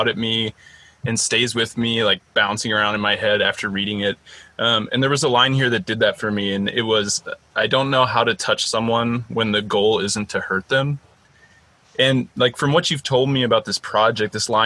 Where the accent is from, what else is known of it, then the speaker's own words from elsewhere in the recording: rural Missouri, United States; moved away; also born or lived in South Korea; my hometown, like rural Missouri.